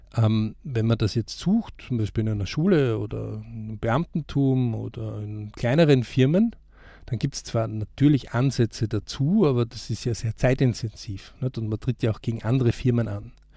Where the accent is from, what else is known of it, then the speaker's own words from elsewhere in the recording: Austria; bei uns in Österreich